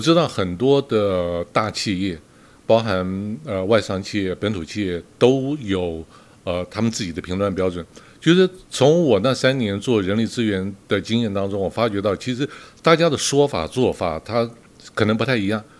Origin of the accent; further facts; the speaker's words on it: Taiwan; 我们台湾人